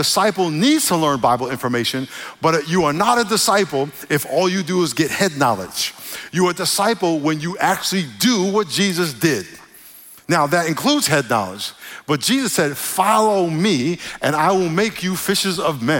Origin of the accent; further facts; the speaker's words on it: New York, United States; moved away; When I grew up in New York, where I grew up around a lot of Puerto Ricans who talk differently.